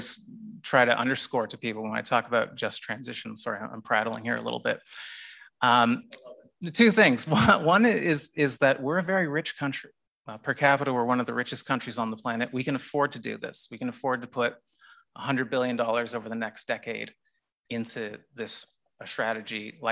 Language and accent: English; Canada; now in Australia; as a kid growing up in Canada